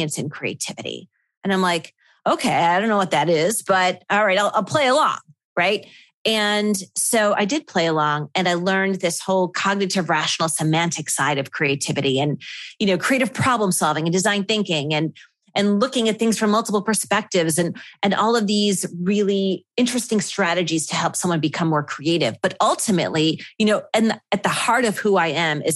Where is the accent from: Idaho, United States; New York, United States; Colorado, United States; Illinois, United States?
New York, United States; Buffalo; moved away as an adult; my hometown in Buffalo.